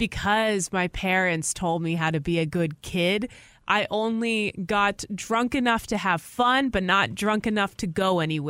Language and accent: English; Galveston, Texas, United States; I grew up in Galveston.